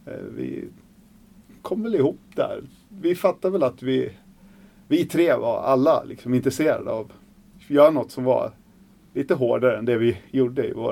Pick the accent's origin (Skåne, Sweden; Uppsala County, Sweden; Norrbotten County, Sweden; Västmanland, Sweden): Västmanland, Sweden; Surahammar; also born or lived in Hallstahammar; Jag är från Surahammar